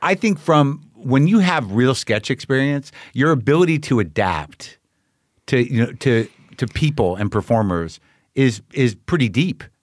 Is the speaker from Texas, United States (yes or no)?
no; Albuquerque, New Mexico, United States; I grew up in New Mexico. People were, my people are from Jersey.